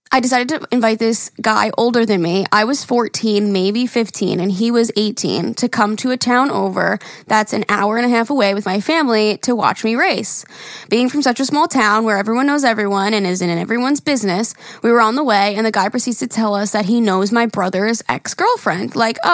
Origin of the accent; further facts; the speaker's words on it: Wyoming, United States; A little backstory. I'm from Wyoming. And no, we don't ride horses to work or school.